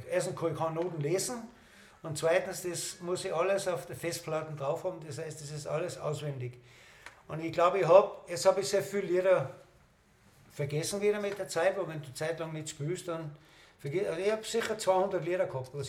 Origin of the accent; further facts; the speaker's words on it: Odense, Southern Denmark, Denmark; Ich komme, wie gesagt, aus Odensee und da haben wir sehr viele Straßenmusikanten gehabt früher.